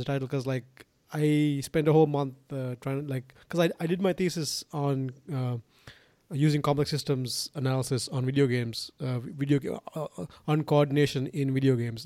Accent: Sri Lanka; moved away; I'm from Sri Lanka origi-, originally. And, you know, like, it's so weird 'cause when I was growing up, we sort of got everything from the West

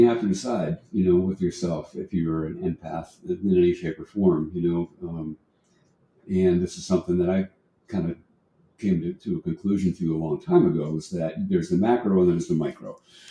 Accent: Rye, New Hampshire, United States; I grew up in Rye, but I went to Portsmouth High.

